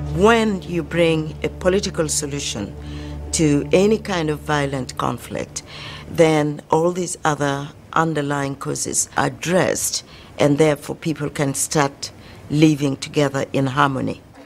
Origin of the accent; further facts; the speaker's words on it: Uganda; I'm from Uganda